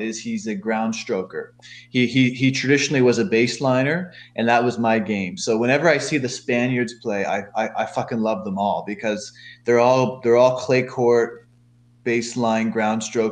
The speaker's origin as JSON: {"language": "English", "town": "Halifax", "region": "Nova Scotia", "country": "Canada", "tie": "born or raised there", "said": "I'm born in Halifax, Canada"}